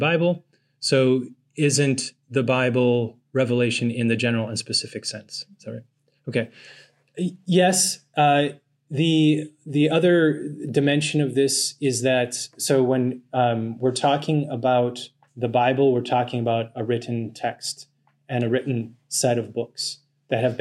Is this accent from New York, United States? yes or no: no; North Dakota, United States; I come from North Dakota